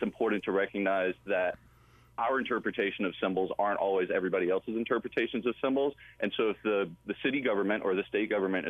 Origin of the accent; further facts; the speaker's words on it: Atlanta, Georgia, United States; I grew up in Ormwood Park. My parents still live there. It's a place that's really, really important to me. I love the neighborhood that I'm from. I grew up there. My bus stop was on Confederate Avenue.